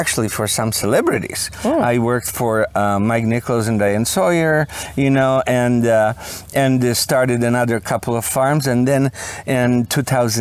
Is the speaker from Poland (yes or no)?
yes; Poland; moved away as an adult; also born or lived in Detroit; now in Florida, United States; I'm from Poland. I was born in Poland many, many, many, many years ago.